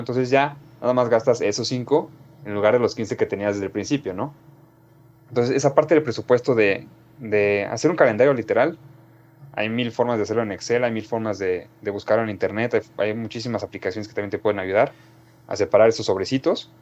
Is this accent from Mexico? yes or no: yes; Mexico; nosotros como mexicanos